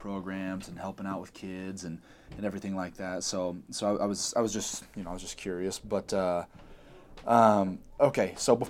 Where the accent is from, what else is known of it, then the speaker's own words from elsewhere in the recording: Kansas City, United States; now in Utah, United States; coming from the Midwest, I'm from Kansas City.